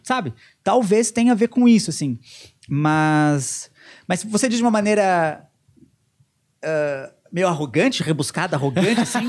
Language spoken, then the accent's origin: Portuguese; Rio Grande do Sul, Brazil; moved away; A gente aprende o hino do Rio Grande do Sul na escola